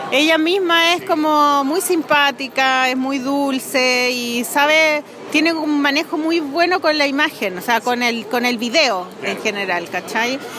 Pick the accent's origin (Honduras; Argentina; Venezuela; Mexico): Venezuela; now in Chile; Soy venezolana y chilena. ¿Cuántos años llevas en Chile? 14 años.